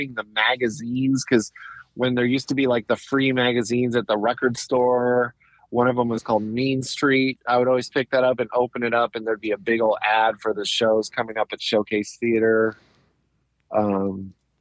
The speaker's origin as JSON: {"language": "English", "region": "Southern California", "country": "United States", "tie": "born or raised there", "also_born_or_lived": "Anaheim, California", "said": "I was technically LA County, but on like right on the border. I could walk across the street and be in Orange County. I was born in Anaheim, which is in Orange County"}